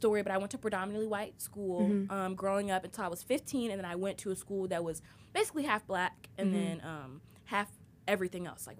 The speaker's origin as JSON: {"language": "English", "country": "Trinidad & Tobago", "said": "And I'm also ethnically diverse. I'm Trinidadian."}